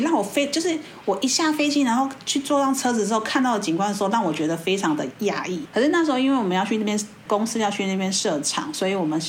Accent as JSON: {"language": "Chinese", "country": "Taiwan", "said": "在我们台湾人的眼光，"}